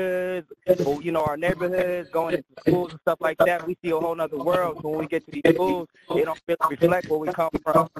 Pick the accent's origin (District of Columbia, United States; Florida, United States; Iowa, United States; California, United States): California, United States; Sacramento; moved away; I'm originally from Sacramento, and they pushed me out of my city